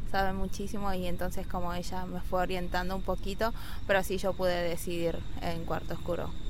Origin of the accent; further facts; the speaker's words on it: United States; no soy de acá, soy de los Estados Unidos.